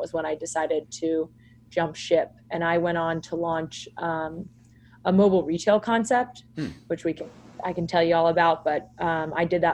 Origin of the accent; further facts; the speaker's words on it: outside Philadelphia, Pennsylvania, United States; We grew up right outside Philadelphia.